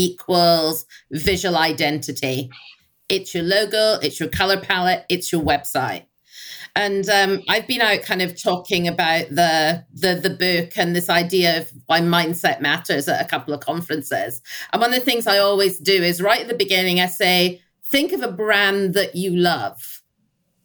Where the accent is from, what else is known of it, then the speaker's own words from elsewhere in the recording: Scotland, United Kingdom; I'm Scottish